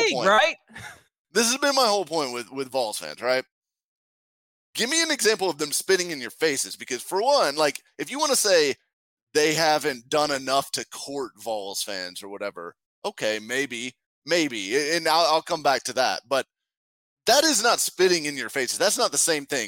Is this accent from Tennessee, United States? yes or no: yes; Nashville, Tennessee, United States; I grew up in Nashville